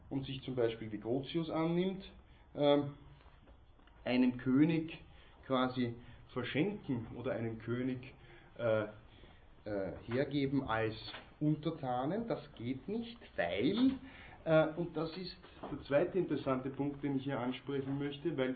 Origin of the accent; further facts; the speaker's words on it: Austria; interessant nur für uns hier als Österreicher, Mitglieder der Europäischen Union